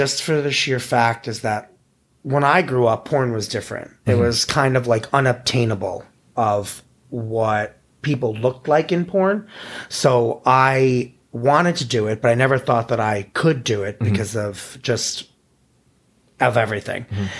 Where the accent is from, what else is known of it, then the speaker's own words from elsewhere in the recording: New York, United States; I'm from New York.